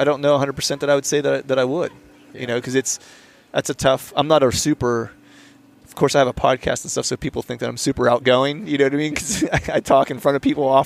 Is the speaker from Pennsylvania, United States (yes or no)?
yes; Pennsylvania, United States; we grew up in Pennsylvania